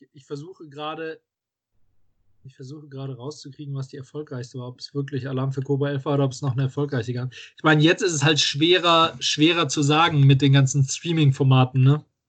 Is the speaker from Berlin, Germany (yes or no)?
no; Düsseldorf, North Rhine-Westphalia, Germany; ich jetzt so weit weg von Düsseldorf bin und hier immer noch meine Heimatstadt sehe